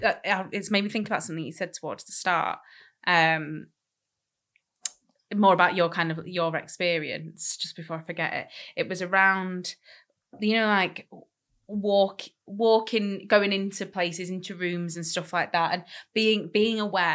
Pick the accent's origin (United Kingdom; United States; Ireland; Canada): United Kingdom; Manchester, North West England; we're from Manchester. Very diverse city.